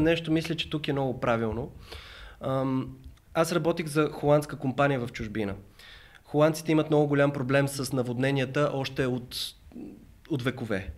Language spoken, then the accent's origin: Bulgarian; Bulgaria; съм от България